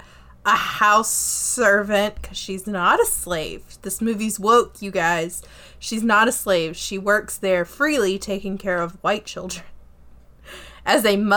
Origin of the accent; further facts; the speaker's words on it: South Carolina, United States; This movie is about my home state.